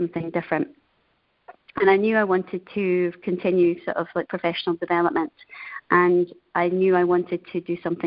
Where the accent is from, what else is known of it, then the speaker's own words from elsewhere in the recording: Denny, Scotland, United Kingdom; moved away as an adult; also born or lived in Asia; now in Treviso, Italy; I'm originally from Scotland, a tiny little town called Denny. And I'm calling today from a beautiful town in North Italy called Treviso.